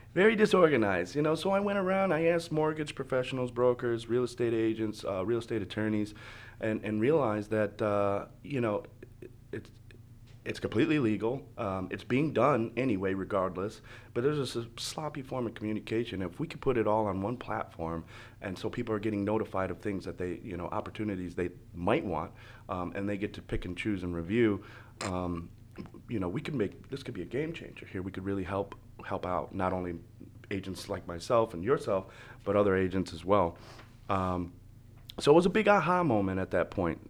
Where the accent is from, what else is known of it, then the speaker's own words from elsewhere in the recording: Michigan, United States; now in Florida, United States; I'm originally from Michigan. Um, I moved down here in two thousand four, two thousand five